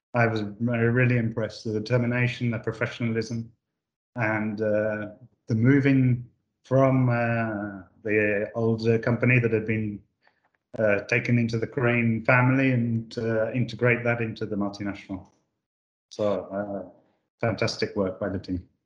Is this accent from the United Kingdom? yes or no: yes; United Kingdom; moved away as an adult; now in Italy; I'm not actually Italian. I was born in the UK. I moved here 30 years ago, and I've never moved away.